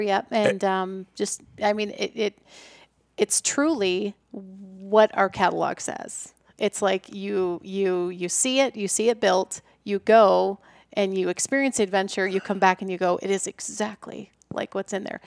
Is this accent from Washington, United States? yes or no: no; Iowa, United States; I was born and raised in Iowa